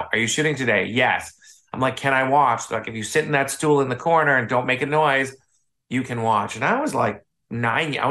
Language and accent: English; Chicago, Illinois, United States; moved away as an adult; also born or lived in New York City; now in Los Angeles, United States; I grew up in Chicago. I grew up on the North Shore of Chicago